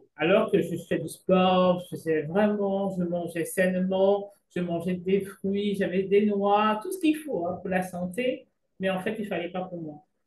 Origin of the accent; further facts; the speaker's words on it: Cameroon; moved away; also born or lived in Belgium; je suis originaire du Cameroun